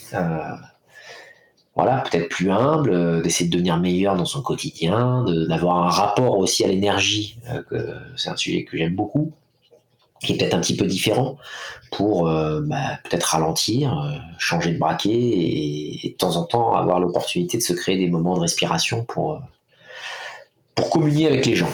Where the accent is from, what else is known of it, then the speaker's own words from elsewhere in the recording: France; chez nous en France